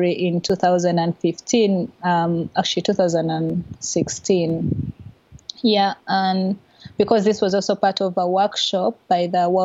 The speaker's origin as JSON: {"language": "English", "town": "Kampala", "region": "Central Region", "country": "Uganda", "tie": "born or raised there", "said": "I was born and raised in Kampala, which is the main city of our small country"}